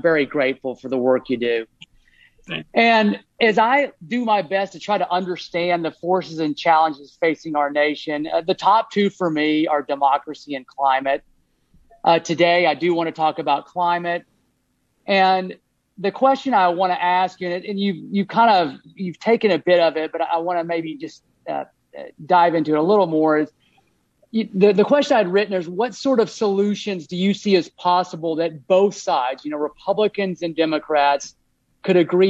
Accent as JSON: {"language": "English", "region": "Texas", "country": "United States", "moved": "yes", "lives_now": "Hood River County, United States", "said": "I'm from Texas, and I my folks are still down there"}